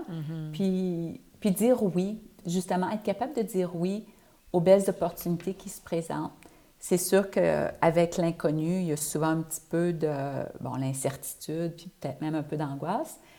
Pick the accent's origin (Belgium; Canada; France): Canada; Quebec; moved away as an adult; ça fait plus de, 30 ans que je suis partie du Québec.